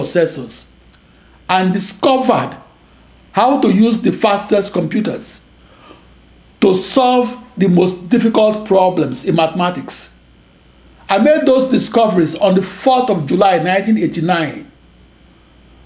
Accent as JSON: {"language": "English", "country": "Nigeria", "tie": "born or raised there", "moved": "as an adult", "lives_now": "United States", "said": "I'm a Nigerian-born computer scientist who came of age in the USA of the 1970s and 80s"}